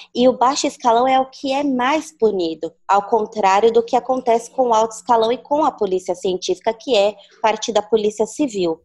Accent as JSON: {"language": "Portuguese", "region": "São Paulo", "country": "Brazil", "tie": "born or raised there", "said": "E eu fui criada na Coab 1, que é a zona leste de São Paulo, a primeira Coab construída."}